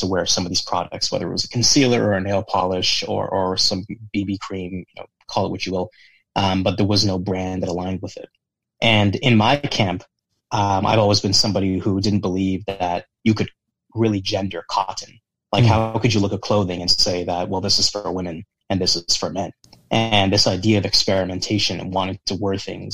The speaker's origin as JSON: {"language": "English", "town": "Toronto", "region": "Ontario", "country": "Canada", "said": "I'm from Toronto."}